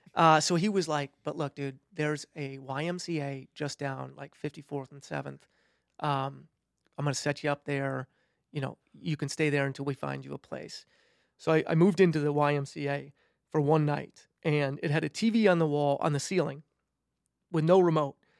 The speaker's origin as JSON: {"language": "English", "area": "between Milwaukee and Madison", "region": "Wisconsin", "country": "United States", "tie": "born or raised there", "moved": "yes", "said": "I'm from Wisconsin. Grew up just directly between Milwaukee and Madison"}